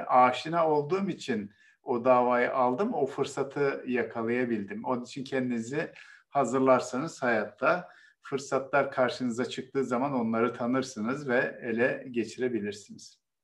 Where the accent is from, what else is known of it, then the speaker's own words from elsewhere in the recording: Bozkır, Konya, Turkey; moved away; Benim de memleketim Konya biliyorsunuz. Benim çocukluğumda tarlaları e, e, öküzler ve çiftlerle sürerlerdi.